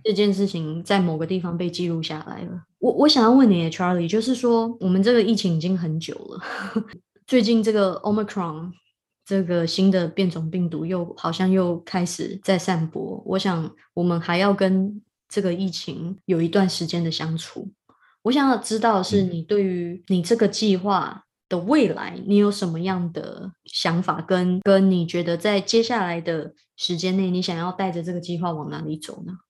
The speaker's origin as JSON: {"language": "Chinese", "country": "Taiwan", "said": "身为一个台湾人"}